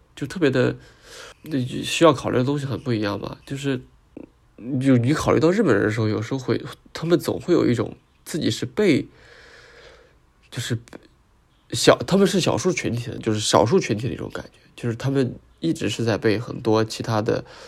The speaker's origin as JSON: {"language": "Chinese", "country": "China", "said": "我们中国人可能在二战跟他们有没有特别大的聚国了冲突吧"}